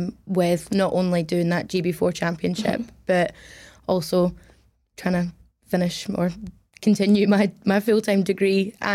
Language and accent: English; Glasgow, Scotland, United Kingdom; also born or lived in Middle East; Yeah. I'm 21 years old. I'm from Glasgow, but grew up out in the Middle East, and that's where I started racing.